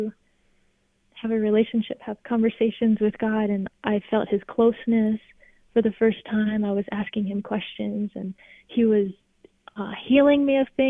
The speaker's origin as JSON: {"language": "English", "region": "California", "country": "United States", "tie": "born or raised there", "also_born_or_lived": "Alabama", "moved": "as an adult", "said": "I'm from California, but I moved to Alabama"}